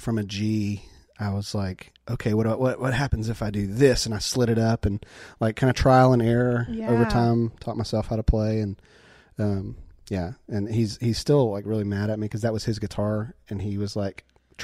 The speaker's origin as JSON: {"language": "English", "town": "LaGrange", "region": "Georgia", "country": "United States", "tie": "born or raised there", "said": "When I grew up there, LaGrange"}